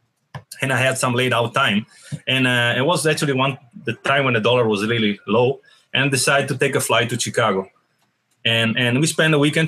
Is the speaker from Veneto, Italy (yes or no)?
yes; Venice, Veneto, Italy; English is a second language; moved away as an adult; now in United States; I'm from Venice, which is one of the ancient Republic of Italy, one of the most ancient Republic of Venice, which I'm proudly Venetian first and then Italian